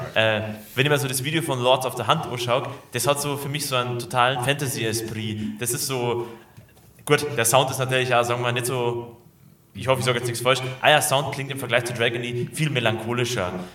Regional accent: Munich area, Bavaria, Germany; aus dem Münchner Umland bin hier aufgewachsen

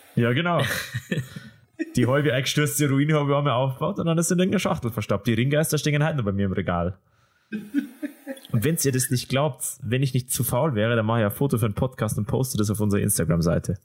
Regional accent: Ismaning, Bavaria, Germany; In East Ismaning, wo ich aufgewachsen bin

